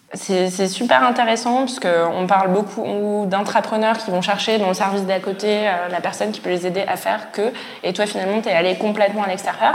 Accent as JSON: {"language": "French", "town": "Strasbourg", "region": "Grand Est", "country": "France", "said": "je viens de Strasbourg"}